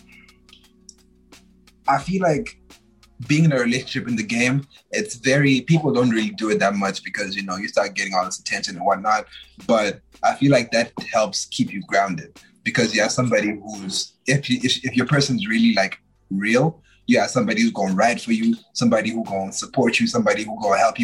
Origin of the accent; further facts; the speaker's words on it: Zimbabwe; now in Canada; I'm from Zimbabwe